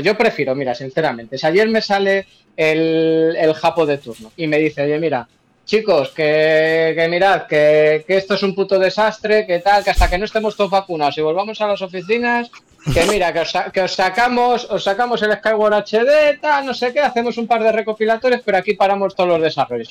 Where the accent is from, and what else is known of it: Spain